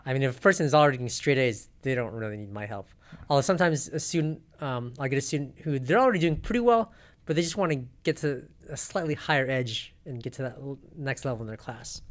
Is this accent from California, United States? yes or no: yes; South Pasadena, California, United States; also born or lived in Riverside, California / Sendai, Japan; I grew up in South Pasadena